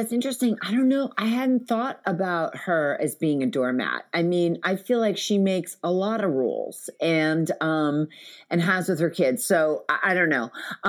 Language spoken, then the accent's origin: English; New York City, New York, United States; I was born and raised in New York. I'm like a fourth generation New Yorker. My mom, my grandmother, we've been there a long time.